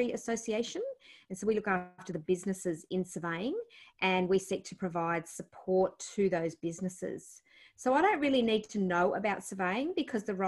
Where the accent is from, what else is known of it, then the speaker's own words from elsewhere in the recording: Blue Mountains, New South Wales, Australia; also born or lived in Penrith / Blaxland / Hartley / Cranebrook; we grew up mostly in the Blue Mountains. Born Nepean Hospital.